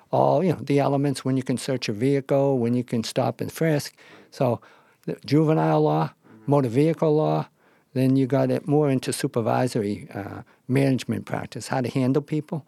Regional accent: Boston, Massachusetts, United States; I grew up in South Boston.

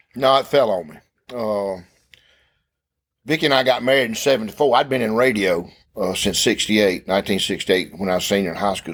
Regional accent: Clark's Chapel, near Thomaston, Georgia, United States; I grew up in Clark's Chapel.

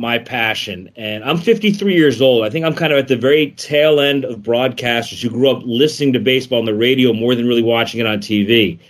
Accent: South Florida, United States; also born or lived in Boston / Chicago; when I grew up in South Florida, before the Marlins even existed

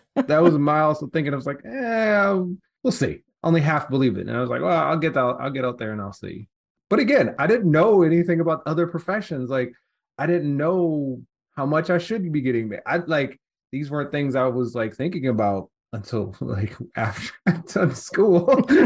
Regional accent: Detroit, Michigan, United States; also born or lived in Southfield; I was born in Detroit, actually grew up on the east side

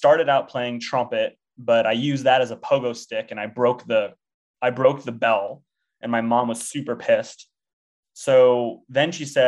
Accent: Temecula, California, United States; I grew up in a town called Temecula, California

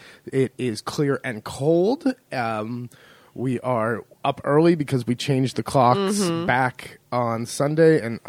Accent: California, United States; moved away as an adult; now in Marche, Italy; I grew up in California

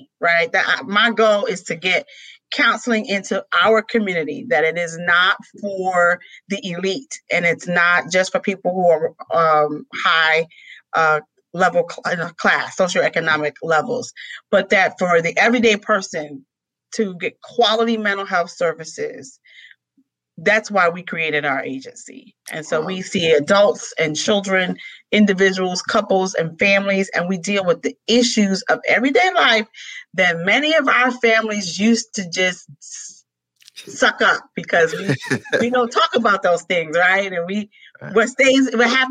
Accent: New York City, New York, United States; I was raised in New York City during the heart of the crack epidemic

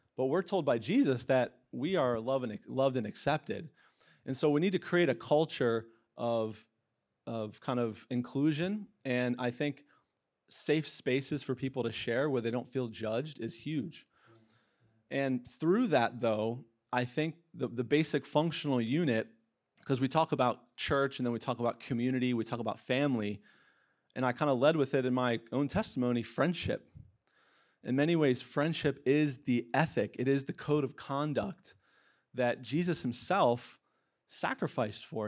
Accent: Pennsylvania, United States; moved away; I'm from Pennsylvania

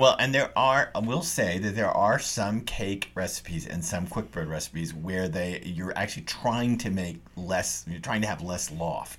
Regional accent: the South, United States; I grew up in the South

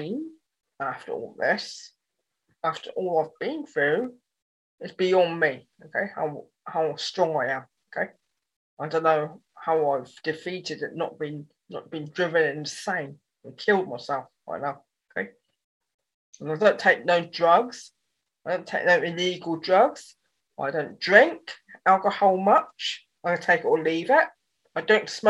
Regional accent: Dorset, South West England, United Kingdom; also born or lived in Yeovil, Somerset; I was born in Yeovil, Somerset. Then at the age of 8, okay, I moved to Dorset

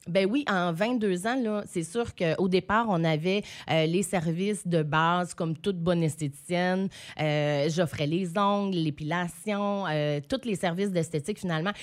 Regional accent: Saint-Quentin, New Brunswick, Canada; revenir dans ma région, dans ma ville natale

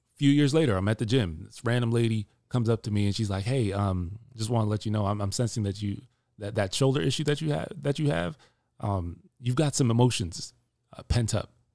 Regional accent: Jamaica; I'm Jamaican

